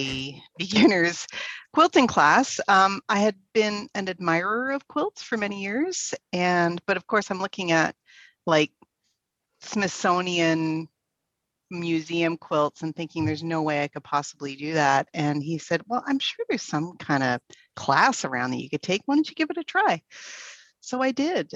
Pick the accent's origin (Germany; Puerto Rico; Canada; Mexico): Canada; Toronto, Ontario; moved away as an adult; also born or lived in British Columbia; now in Okanagan, Canada; I was born and raised in Ontario, in Toronto